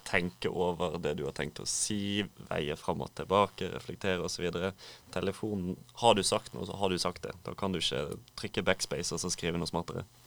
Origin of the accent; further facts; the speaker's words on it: Bergen, Vestland, Norway; kommer fra regnbyen Bergen